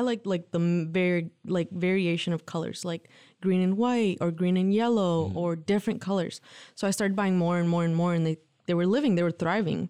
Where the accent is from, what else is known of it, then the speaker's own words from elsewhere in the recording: Lansing, Michigan, United States; also born or lived in Mexico; My parents immigrated to the U.S. when I was three. They brought my brother and I. Um, my brother's a year old, younger than me, so okay. he's two and I was three. They migrated to um, Lansing, Michigan